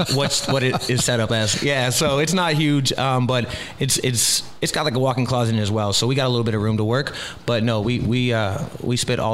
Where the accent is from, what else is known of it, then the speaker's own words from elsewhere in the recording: Key West, Florida, United States; I'm from Key West, started heating up.